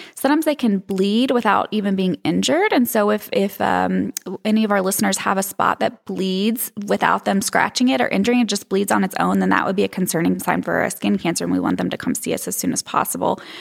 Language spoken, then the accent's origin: English; East End, Arkansas, United States; also born or lived in Hot Springs, Arkansas; I grew up in Arkansas, um, a little south of Little Rock in a teeny, teeny town called East End